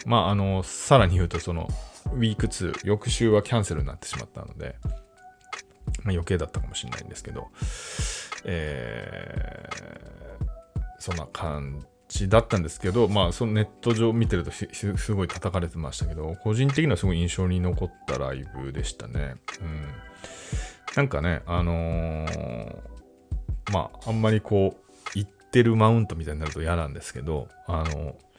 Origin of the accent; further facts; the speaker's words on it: Japan; 僕は四十代な、かつ日本人で